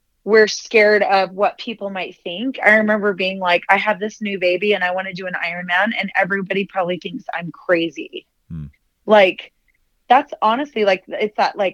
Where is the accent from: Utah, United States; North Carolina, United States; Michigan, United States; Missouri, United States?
Utah, United States; I'm from Utah